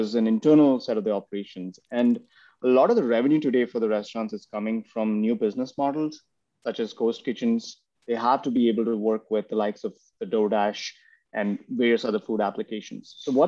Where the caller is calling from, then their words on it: Pune, Maharashtra, India; I'm in a city called Pune in India. It's about 100 miles from Mumbai.